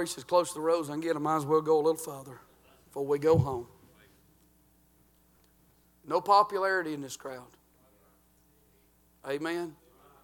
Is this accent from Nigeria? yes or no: no; United States; I'm from Murray County